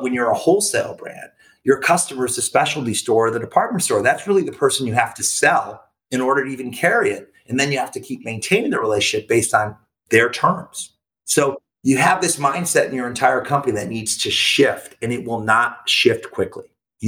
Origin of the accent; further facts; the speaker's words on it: Hermosa Beach, California, United States; We're from Hermosa Beach, California. It's this little beach town of like 15,000 people, and it's still cool. And it's small.